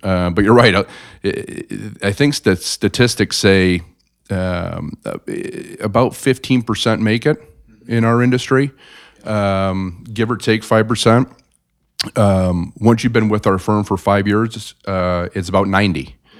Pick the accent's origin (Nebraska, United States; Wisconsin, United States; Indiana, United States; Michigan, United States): Indiana, United States; South Bend; moved away as an adult; also born or lived in Chicago; born and raised in South Bend